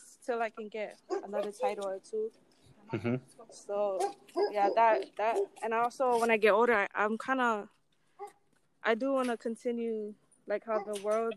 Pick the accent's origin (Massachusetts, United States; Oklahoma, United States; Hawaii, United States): Hawaii, United States; Laie; also born or lived in Cook Islands; Growing up in La'ie